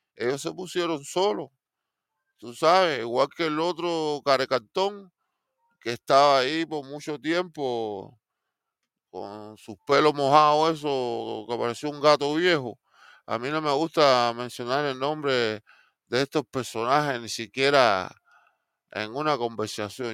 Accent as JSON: {"language": "Spanish", "country": "Cuba", "moved": "yes", "lives_now": "Miami, United States", "said": "yo como cubano"}